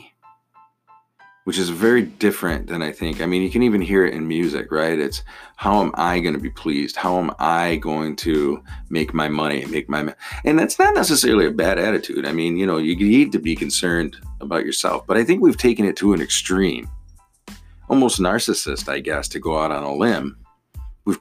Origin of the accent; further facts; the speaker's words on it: United States; being an American and being a voting American